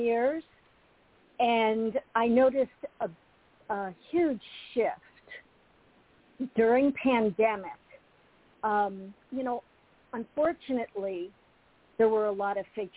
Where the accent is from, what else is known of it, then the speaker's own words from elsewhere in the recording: Lehigh Valley, Pennsylvania, United States; moved away as an adult; also born or lived in Los Angeles County, California / Northeast Florida; I was born and raised in the Lehigh Valley of Pennsylvania.